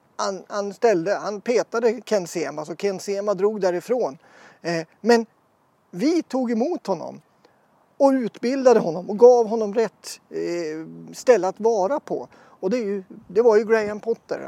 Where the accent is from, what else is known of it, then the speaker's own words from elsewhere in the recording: Östersund, Jämtland, Sweden; moved away as an adult; also born or lived in Norrbotten / Stockholm; flyttade hit när jag var eh, åtta år eh, och bodde här